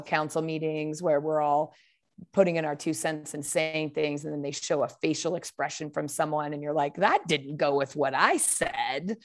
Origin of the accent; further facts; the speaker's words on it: Portland, Oregon, United States; also born or lived in Arizona; now in Bend, United States; I grew up in Portland, Oregon. Um, and I currently live in Bend, Oregon